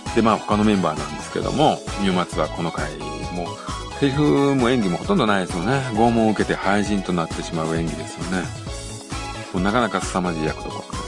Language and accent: Japanese; Tokushima, Japan; 私はあの、徳島出身なんでね